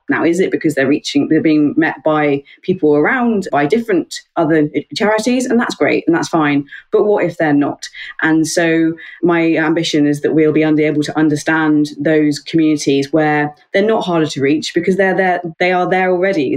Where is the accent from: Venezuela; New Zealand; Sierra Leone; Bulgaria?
New Zealand; also born or lived in Australia / Yorkshire; now in United Kingdom; I'm over in the UK and I'm a Kiwi by birth, half Kiwi, half Aussie